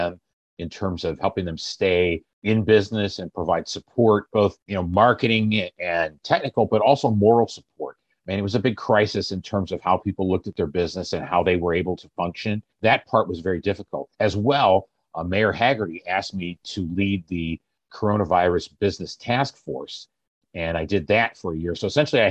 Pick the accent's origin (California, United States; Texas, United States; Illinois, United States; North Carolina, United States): Illinois, United States; Germantown; moved away as an adult; also born or lived in West Coast; now in Evanston, United States; I actually grew up in downstate Illinois, a little town called Germantown, Illinois